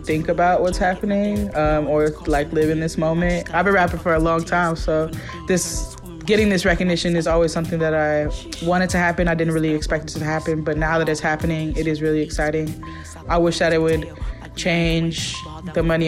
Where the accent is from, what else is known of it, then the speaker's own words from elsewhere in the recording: Oakland, California, United States; moved away as an adult; also born or lived in Brooklyn, New York; now in New York, United States; one of the main influences that I had growing up in East Oakland is just spending a lot of time with my pops